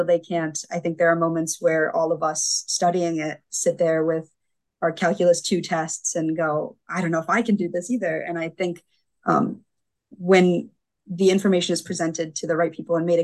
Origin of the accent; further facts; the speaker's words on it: Grand Rapids, Michigan, United States; I grew up in Grand Rapids, Michigan.